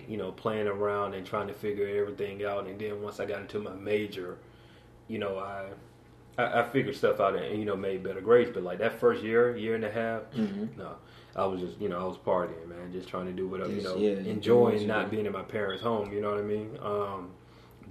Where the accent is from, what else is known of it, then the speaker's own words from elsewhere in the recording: Macon, Georgia, United States; moved away as an adult; now in Atlanta, United States; I'm from Macon